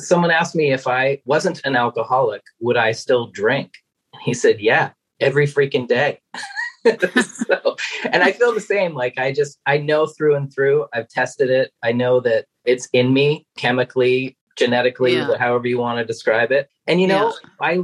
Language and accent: English; Maine, United States; I'm originally from Maine